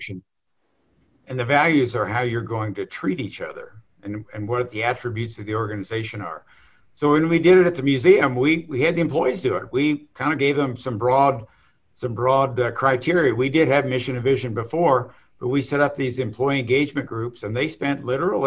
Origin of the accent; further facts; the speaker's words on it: southern West Virginia, United States; So I grew up in southern West Virginia, in a little coal mining town